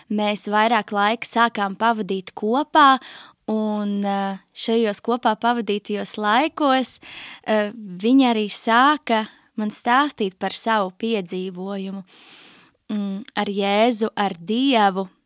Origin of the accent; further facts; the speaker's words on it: Riga, Latvia; 27 gadi nu jau. Uh, es nāku no Rīgas, tur arī esmu pavadījusi visu savu dzīvi.